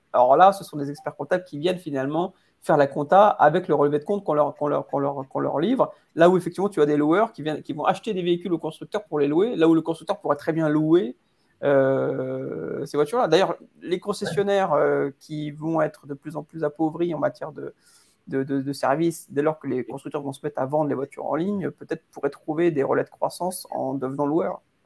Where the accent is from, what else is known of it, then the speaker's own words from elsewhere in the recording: Paris, Île-de-France, France; en tant que Parisien